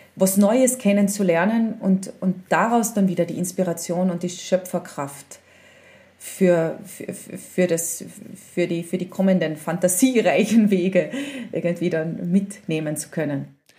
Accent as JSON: {"language": "German", "town": "Spittal an der Drau", "region": "Carinthia", "country": "Austria", "tie": "born or raised there", "also_born_or_lived": "Villach / Vienna", "said": "ich bin ja im Spital aufgewachsen"}